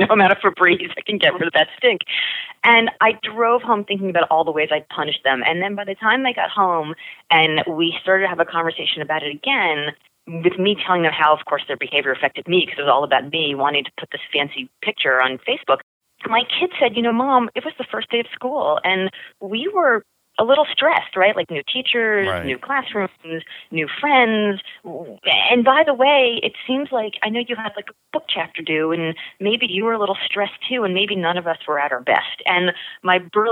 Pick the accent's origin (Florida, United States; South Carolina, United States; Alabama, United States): Florida, United States; Miami; I grew up in Miami in the 80s